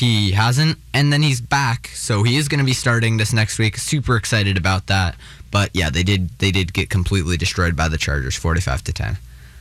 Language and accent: English; Canada; as a Canadian